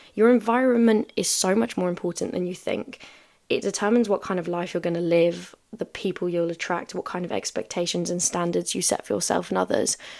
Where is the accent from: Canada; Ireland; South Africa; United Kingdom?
South Africa; moved away; I haven't been back home in five years